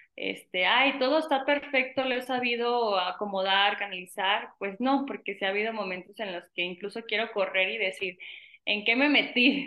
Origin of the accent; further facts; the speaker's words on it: Venustiano Carranza, Michoacán, Mexico; soy de Venustiano Carranza, un pequeño pueblo de aquí de Michoacán